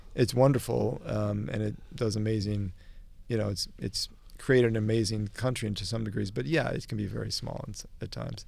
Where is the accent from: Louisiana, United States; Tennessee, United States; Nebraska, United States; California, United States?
Nebraska, United States; Omaha; I come from Omaha